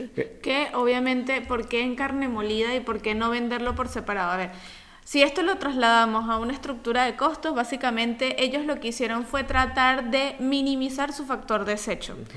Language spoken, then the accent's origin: Spanish; Venezuela; now in Italy; como buenos venezolanos que somos